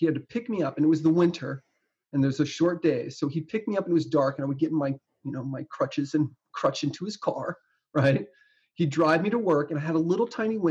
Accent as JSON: {"language": "English", "region": "New Jersey", "country": "United States", "tie": "born or raised there", "said": "I grew up in New Jersey"}